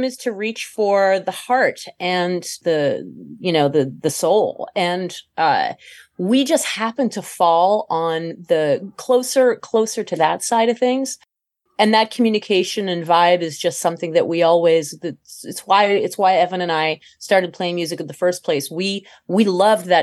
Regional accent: France; moved away; I'm not American originally. I was born in France.

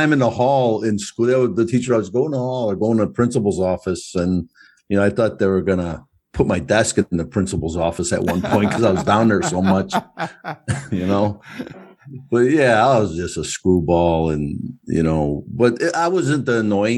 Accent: United States; also born or lived in Brooklyn, New York / Chicago, Illinois; I lived in Brooklyn. I grew up in between there and Chicago

